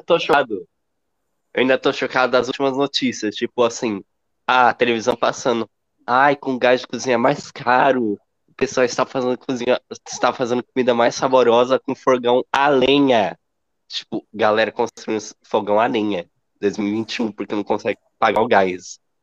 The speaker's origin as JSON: {"language": "Portuguese", "region": "interior of São Paulo", "country": "Brazil", "said": "eu sou do interior de São Paulo"}